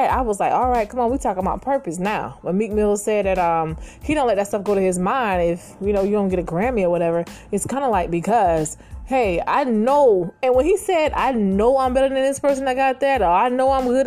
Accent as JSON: {"language": "English", "country": "United States", "tie": "born or raised there", "said": "as a young girl growing up in America"}